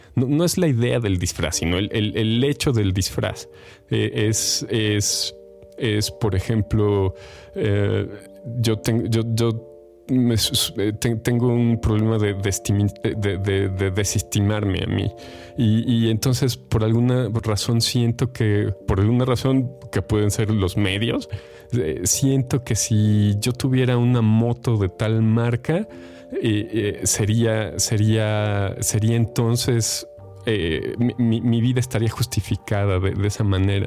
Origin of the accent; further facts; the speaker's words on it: Mexico; compartimos como mexicanos